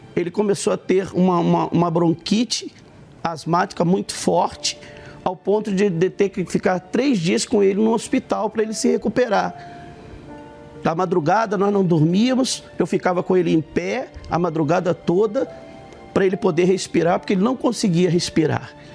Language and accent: Portuguese; Rio de Janeiro, Brazil; nós somos do Rio de Janeiro